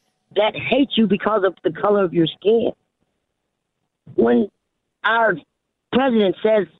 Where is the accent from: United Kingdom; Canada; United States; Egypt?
United States; Midwest; now in Pennsylvania, United States; Well, I'm 61 years old. I'm from the Midwest. Mm-hmm. I live in Pennsylvania.